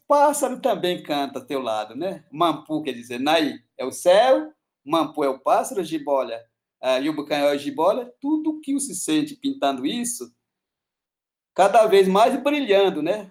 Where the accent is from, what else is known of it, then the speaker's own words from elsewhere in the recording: Acre, Brazil; Portuguese is a second language; eu sou do Acre, né? Povo Uniquim